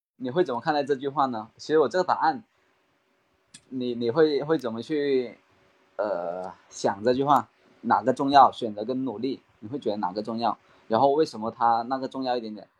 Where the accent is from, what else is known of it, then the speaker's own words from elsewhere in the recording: Maoming, Guangdong, China; accent: Guangdong; 其实我也是来自广东的嘛，广东茂名这边